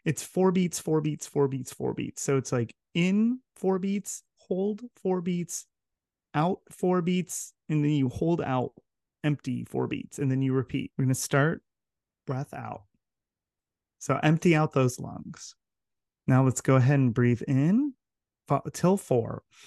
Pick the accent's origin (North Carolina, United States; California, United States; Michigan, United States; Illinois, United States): California, United States; Southern; moved away as an adult; also born or lived in Santiago, Chile / Utah; I grew up in Southern California